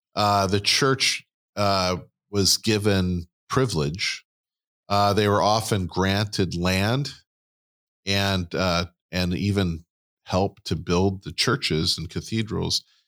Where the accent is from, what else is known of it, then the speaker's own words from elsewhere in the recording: United States; we're American and not Christian